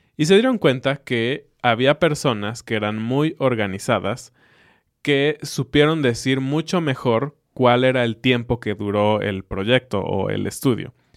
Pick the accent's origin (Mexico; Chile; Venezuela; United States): Mexico